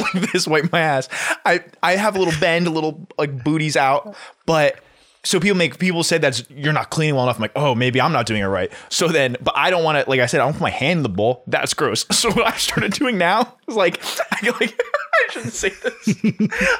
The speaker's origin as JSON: {"language": "English", "region": "New Jersey", "country": "United States", "said": "We're all from New Jersey."}